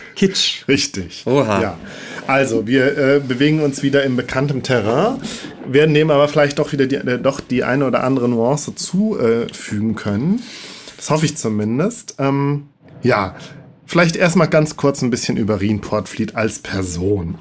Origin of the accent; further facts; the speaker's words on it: Rhineland, Germany; als Rheinländer wirklich schwer fällt, SCH und CH auseinanderzuhalten